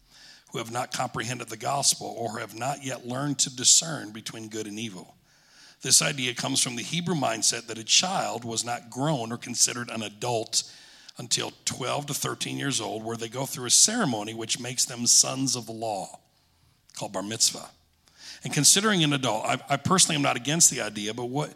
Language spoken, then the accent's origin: English; Alpena, Michigan, United States; also born or lived in Bay City, Michigan; When I was 10 years old, my family, we moved from Alpena, Michigan to Bay City. My dad pastored eight and a half, nine years in Alpena.